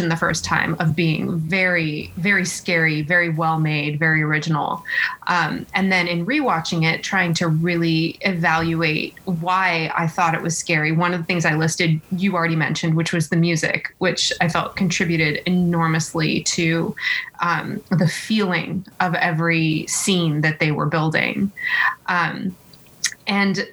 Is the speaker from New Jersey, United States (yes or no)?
no; California, United States; growing up in California